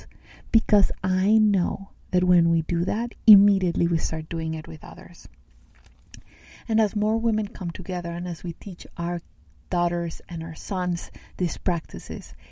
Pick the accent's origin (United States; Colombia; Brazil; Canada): Colombia; Medellín, Antioquia; I grew up in Colombia, in South America, in a city that's called Medellin